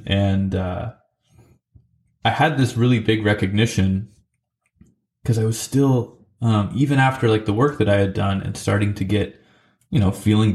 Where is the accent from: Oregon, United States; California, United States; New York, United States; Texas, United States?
Oregon, United States; McMinnville; also born or lived in Salem, Oregon / Nashville, Tennessee; my hometown of McMinnville